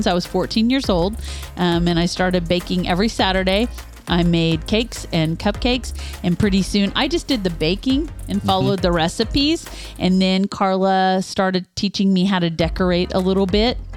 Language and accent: English; Northeast Kansas, United States; I grew up in Northeast Kansas